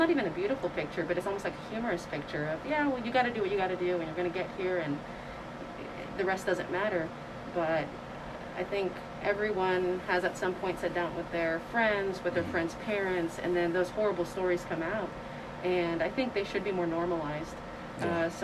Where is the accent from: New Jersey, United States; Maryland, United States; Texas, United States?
Texas, United States; moved away as an adult; also born or lived in California; now in Arkansas, United States; growing up in Texas